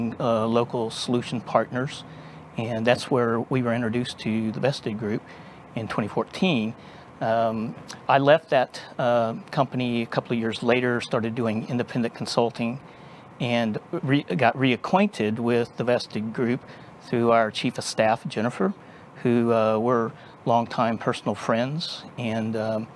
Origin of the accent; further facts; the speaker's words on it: Texas, United States; also born or lived in Dallas, Texas; born and raised in Texas. And spent most of my life here in the Dallas area, a couple of times out in West Texas, and was born in Central Texas, but native Texan.